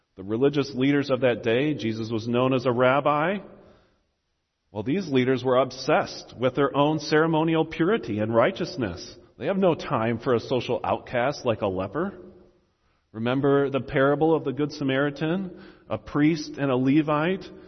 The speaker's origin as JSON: {"language": "English", "country": "United States", "said": "as an American"}